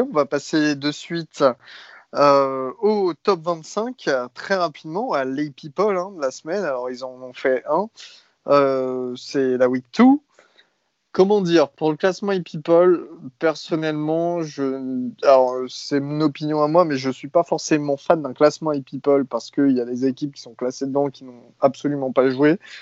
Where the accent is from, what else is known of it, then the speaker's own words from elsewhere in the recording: France; nous, en tant que Français